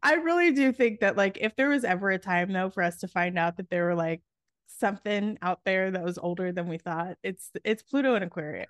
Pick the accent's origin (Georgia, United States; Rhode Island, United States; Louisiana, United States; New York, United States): New York, United States; New York City; I grew up in New York City, um, it was, like, the nineties in the heart of New York City, I was, like, on the Lower East Side